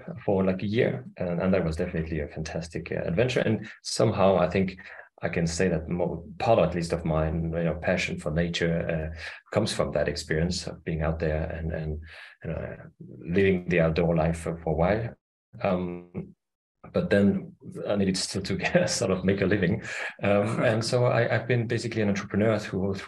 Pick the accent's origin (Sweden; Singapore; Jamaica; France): France; Paris, Île-de-France; moved away as an adult; now in Denmark; I'm half French, half Austrian. I grew up in Paris, but my mother was from Vienna in Austria